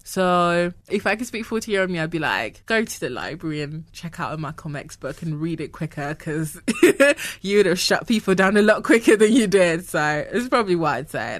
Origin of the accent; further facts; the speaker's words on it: Ghana; moved away; I was born in Ghana. I grew up in Ghana.